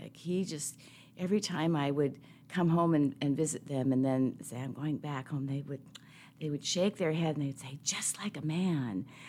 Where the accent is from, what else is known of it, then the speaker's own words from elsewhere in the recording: Seattle, Washington, United States; I'm a city kid, so I grew up in Seattle between Saint James Cathedral and Harborview Medical Center.